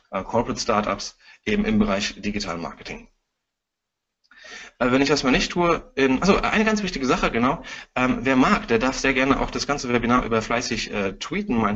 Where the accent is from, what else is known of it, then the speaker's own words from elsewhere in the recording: Frankfurt, Hesse, Germany; ich bin Frankfurter Bub